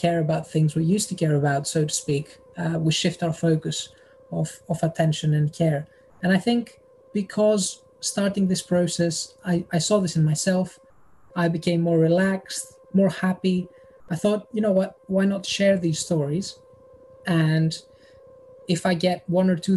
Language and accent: English; Thessaloniki, Central Macedonia, Greece; moved away as an adult; now in United Kingdom; The north, Thessaloniki